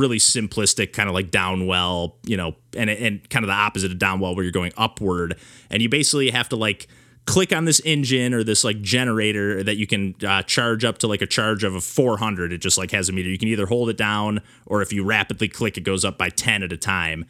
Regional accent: Michigan, United States; I grew up in a, you know, small town in Michigan

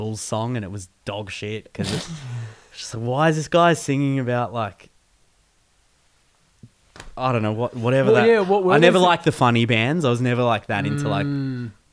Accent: Keilor North, Victoria, Australia; I went to school in North Keilor

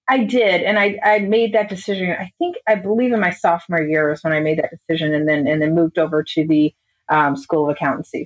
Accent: Illinois, United States; I grew up in Illinois. I always say about 20 minutes from St. Louis because nobody has any idea where my town is

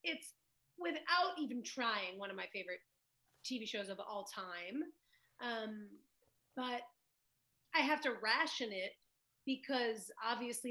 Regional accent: New York, United States; growing up in New York in the 90s

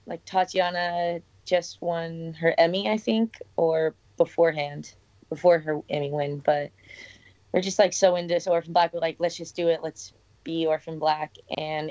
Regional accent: San Diego, California, United States; I grew up in San Diego, so not anywhere close to Philadelphia

